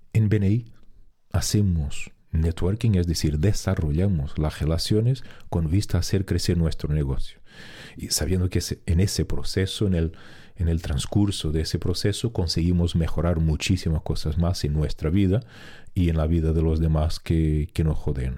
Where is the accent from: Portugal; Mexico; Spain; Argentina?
Portugal; moved away as an adult; en mi pueblo donde yo vivía en, Portugal